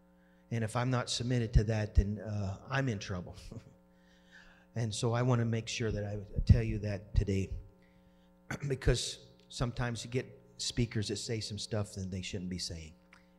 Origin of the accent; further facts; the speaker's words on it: Oklahoma, United States; now in Wisconsin, United States; I wasn't raised in Wisconsin, and I didn't grow up here. And I grew up in Oklahoma, and it's college football.